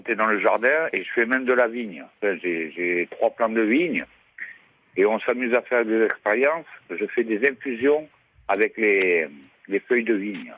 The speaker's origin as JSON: {"language": "French", "area": "Gard", "region": "Occitania", "country": "France", "said": "je suis du Gard, moi, je suis un peu gardois"}